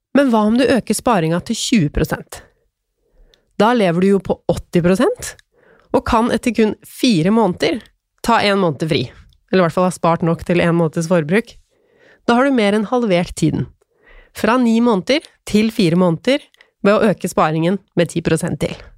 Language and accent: Norwegian; Tønsberg, Vestfold, Norway; moved away; jeg er jo fra Tønsberg.